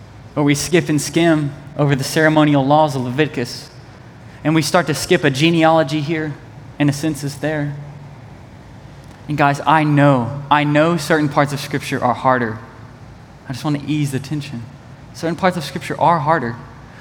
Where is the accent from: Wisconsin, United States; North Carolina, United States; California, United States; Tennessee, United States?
Tennessee, United States; East; I'm from East Tennessee